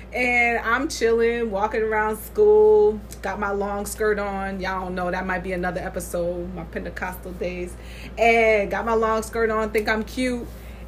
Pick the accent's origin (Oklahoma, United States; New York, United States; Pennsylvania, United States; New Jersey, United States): New York, United States; Saratoga Springs; So I am from Saratoga Springs. So what food would we be? we would probably be a pound cake because it's bland.